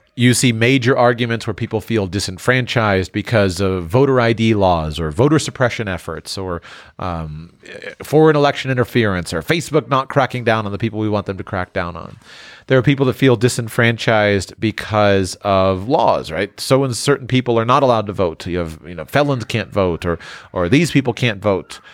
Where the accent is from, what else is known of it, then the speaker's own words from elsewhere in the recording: South Florida, United States; my hometown in, in, in South Florida